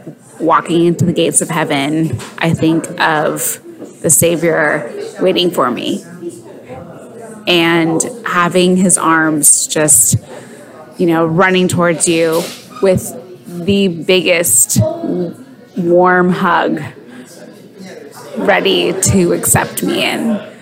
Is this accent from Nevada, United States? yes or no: yes; Nevada, United States